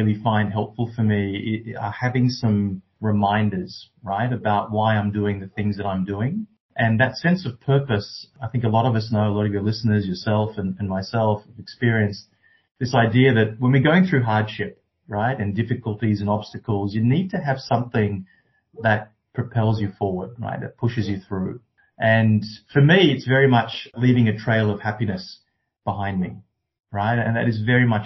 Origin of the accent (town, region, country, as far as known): Canberra, Australian Capital Territory, Australia; born or raised there; also born or lived in Sri Lanka